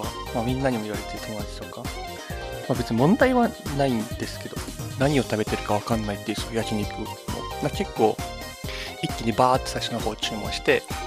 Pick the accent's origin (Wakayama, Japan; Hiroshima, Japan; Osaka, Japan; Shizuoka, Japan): Hiroshima, Japan; moved away as an adult; now in Kanto, Japan; 広島出身です。